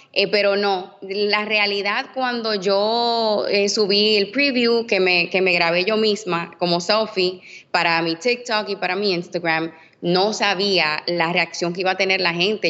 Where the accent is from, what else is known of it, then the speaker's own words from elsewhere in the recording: Dominican Republic; soy dominicana